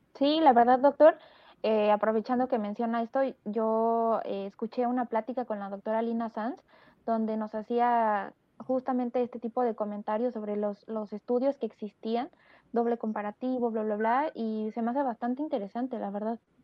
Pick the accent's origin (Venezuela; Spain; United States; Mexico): Mexico; los mexicanos tenemos muy buen nivel de veterinaria